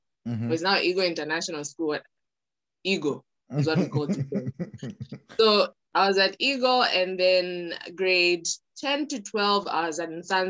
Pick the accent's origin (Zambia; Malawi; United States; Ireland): Zambia; Lusaka, Lusaka Province; also born or lived in Copperbelt, Zambia / Ndola, Zambia; I was born in Lusaka. Okay. I did my first part of school in Lusaka, grade one to like grade eight.